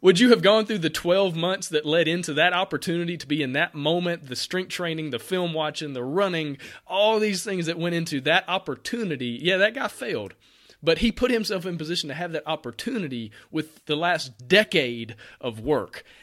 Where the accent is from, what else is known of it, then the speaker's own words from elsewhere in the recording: near Auburn, Alabama, United States; I'm from Alabama. I grew up right, literally thirty minutes down the road from Auburn